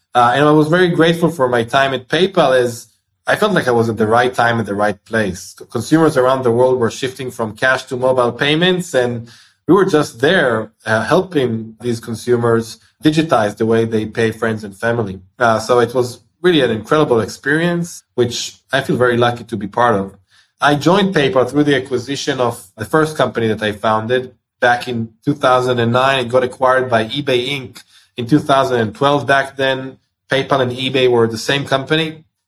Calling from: Tel Aviv, Tel Aviv District, Israel; I'm doing this from Tel Aviv, Israel.

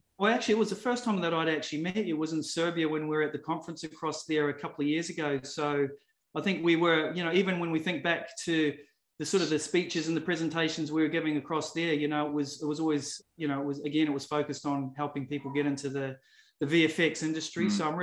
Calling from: Adelaide, South Australia, Australia; I'm dialing in from South Australia. So for those people that haven't been to Australia before, I'm in a city called Adelaide.

